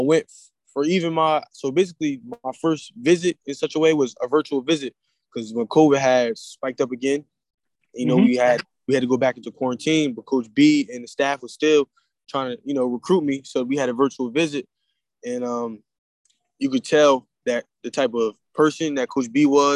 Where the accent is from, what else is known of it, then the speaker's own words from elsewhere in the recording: New Jersey, United States; I'm from New Jersey